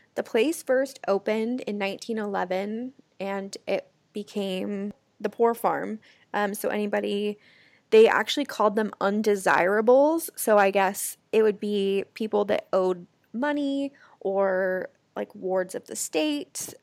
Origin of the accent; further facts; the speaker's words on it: Lake Oswego, Oregon, United States; also born or lived in Los Angeles, California; now in Phoenix, United States; Chelsea and I grew up in a small town called Lake Oswego together